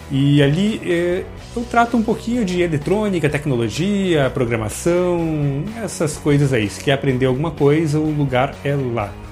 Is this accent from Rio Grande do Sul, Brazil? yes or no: yes; Rio Grande do Sul, Brazil; Porque nós somos, viemos do Rio Grande do Sul, trouxemos chimarrão, vulgo mate